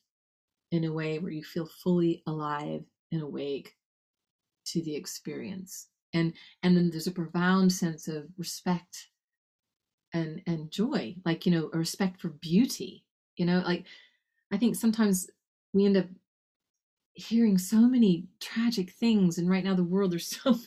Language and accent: English; Texas Panhandle, United States; I grew up in the Texas Panhandle. That's the north part of Texas